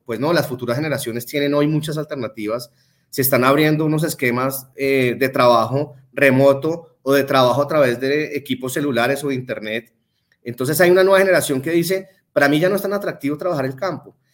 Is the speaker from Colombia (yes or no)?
yes; Colombia; nuestra idiosincrasia de colombianos